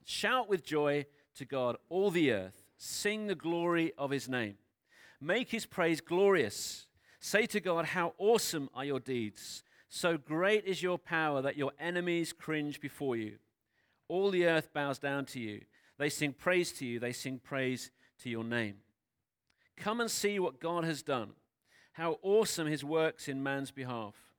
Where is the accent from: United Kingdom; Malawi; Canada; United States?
United Kingdom; I know that we're British. I know that most of us grew up in the U K